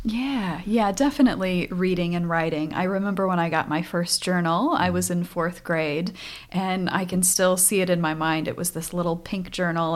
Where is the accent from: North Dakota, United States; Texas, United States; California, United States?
North Dakota, United States; moved away; I grew up on a farm in North Dakota